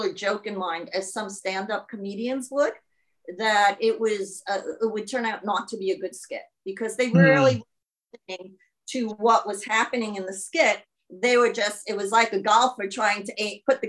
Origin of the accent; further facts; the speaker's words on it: New York, United States; accent: New York; now in Auckland, New Zealand; my New York accent